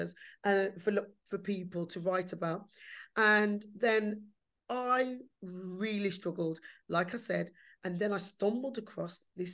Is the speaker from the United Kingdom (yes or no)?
yes; Black Country, West Midlands, United Kingdom; accent: Black Country; I'm proud of my Black country accent